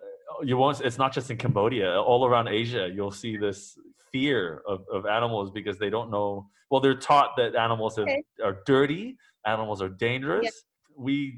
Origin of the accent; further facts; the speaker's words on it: New Zealand; also born or lived in Singapore; I grew up in New Zealand, but I also grew up in Singapore, and my family, my Asian family, never had pets.